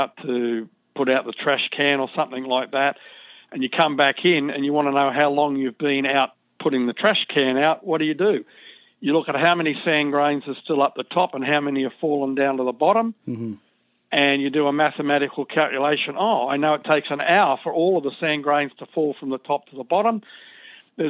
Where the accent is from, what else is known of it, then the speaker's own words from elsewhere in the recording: Sydney, New South Wales, Australia; I was born and raised in Sydney, Australia